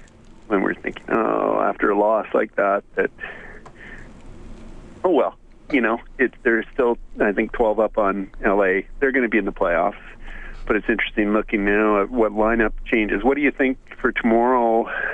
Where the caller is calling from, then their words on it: Victoria, British Columbia, Canada; I'm calling from Victoria